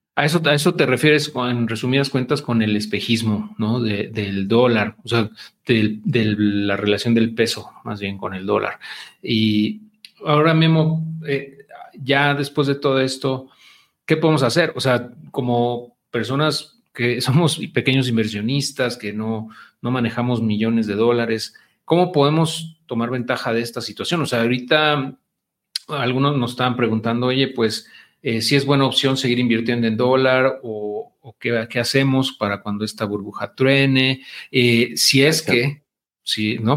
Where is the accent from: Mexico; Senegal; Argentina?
Mexico